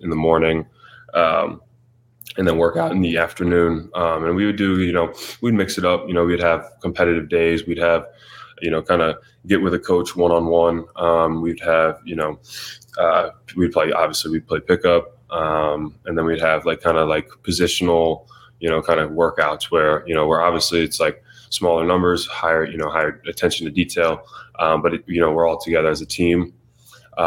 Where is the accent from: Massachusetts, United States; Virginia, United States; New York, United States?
Virginia, United States; Richmond; moved away as an adult; also born or lived in Evanston, Illinois; I'm 3 hours from Richmond